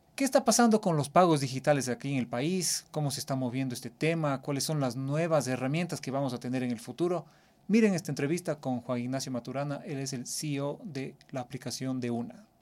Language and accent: Spanish; Cuenca, Azuay, Ecuador; Yo soy de Cuenca, en el sur del país